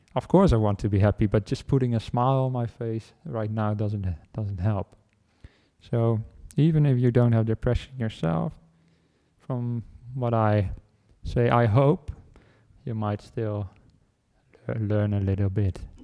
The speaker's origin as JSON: {"language": "English", "country": "Netherlands", "tie": "born or raised there", "moved": "as an adult", "lives_now": "Australia", "said": "I came with the airplane from the Netherlands where I was where I was born and grown, where I grew up"}